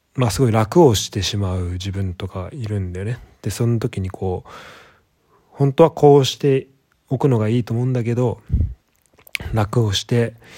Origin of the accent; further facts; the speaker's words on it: Japan; moved away; 非ネイティブで日本で生まれ育って